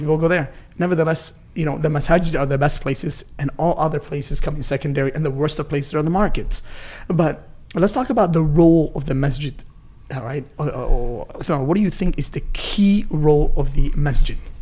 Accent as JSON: {"language": "English", "town": "Rochester", "country": "United States", "tie": "born or raised there", "said": "I grew up in Rochester, you know, a small city"}